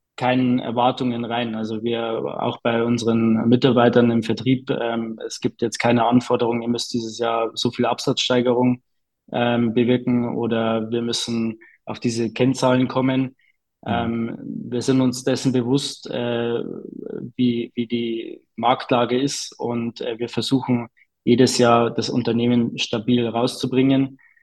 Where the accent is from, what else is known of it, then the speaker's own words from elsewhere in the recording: Bavaria, Germany; bei uns in Bayern